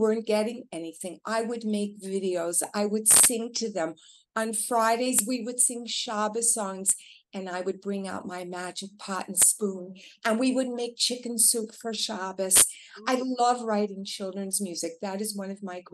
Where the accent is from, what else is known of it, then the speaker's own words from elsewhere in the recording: Canada; moved away; I'm originally from Canada